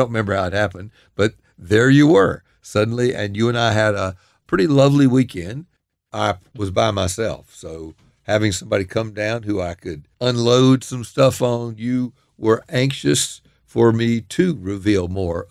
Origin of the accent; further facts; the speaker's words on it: the South, United States; And as a Southerner, I also tend to believe that expressions of emotion should be bottled up. You know, it's a little bit of a sort of Southern macho culture I grew up in.